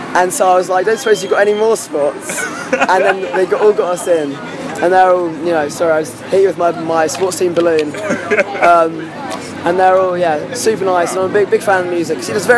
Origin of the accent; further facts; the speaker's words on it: Colchester, East of England, United Kingdom; my hometown. It's where I went to college, Colchester.